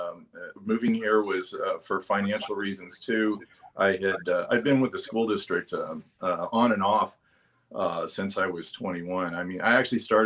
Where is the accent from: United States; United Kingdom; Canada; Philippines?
United States; Denver, Colorado; I'm originally from Colorado, born and raised in Denver